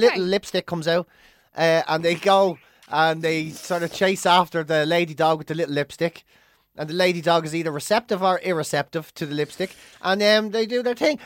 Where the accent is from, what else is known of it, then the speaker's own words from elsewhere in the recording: Ireland; being Irish growing up